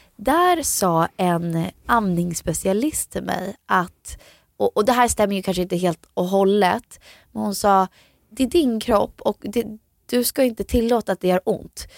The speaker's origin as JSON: {"language": "Swedish", "region": "Florida", "country": "United States", "tie": "born or raised there", "moved": "yes", "lives_now": "Sweden", "said": "jag växte upp i Florida"}